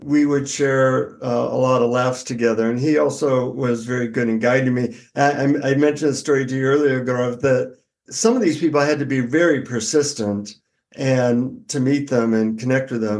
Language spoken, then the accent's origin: English; United States; from the United States